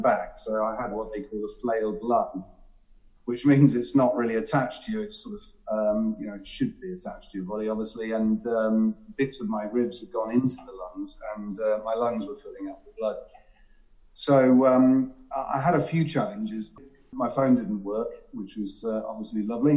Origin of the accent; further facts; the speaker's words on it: Cornwall, South West England, United Kingdom; I grew up in Cornwall